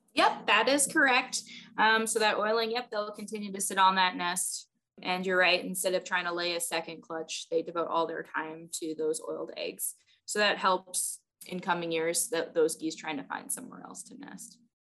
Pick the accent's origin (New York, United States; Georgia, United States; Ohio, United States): New York, United States; New York City; moved away as an adult; also born or lived in California; now in Nebraska, United States; I grew up in New York City